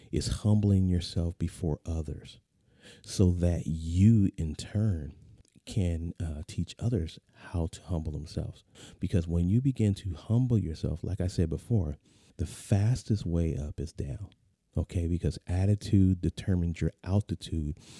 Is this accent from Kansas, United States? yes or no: no; San Diego, California, United States; moved away; I'm a native Californian, uh, born, born and raised in the San Diego area